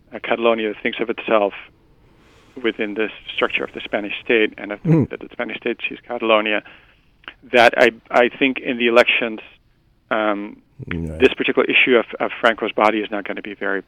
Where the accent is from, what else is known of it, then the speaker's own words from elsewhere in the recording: Netherlands; I'm from the Netherlands